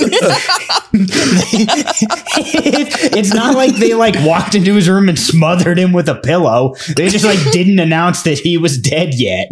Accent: United States; us as five American dipshits

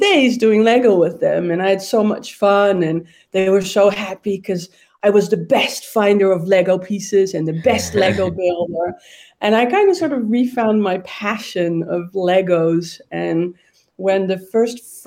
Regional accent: Amsterdam, North Holland, Netherlands; I was born and raised in Amsterdam

